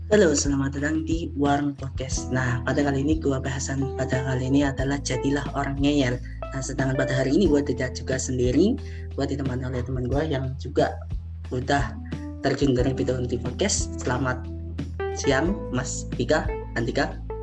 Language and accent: Indonesian; Java, Indonesia; gua juga orang Jawa